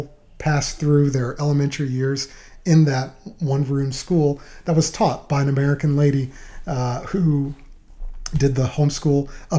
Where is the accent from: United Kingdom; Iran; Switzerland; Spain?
Spain; Malaga, Andalusia; now in Waco, United States; Oh, Jimmy, Malaga, Spain is beautiful.